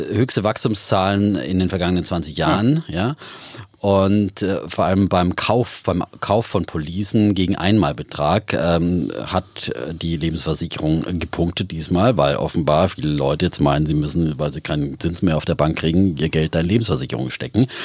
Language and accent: German; Bavaria, Germany; ich komme ja aus Bayern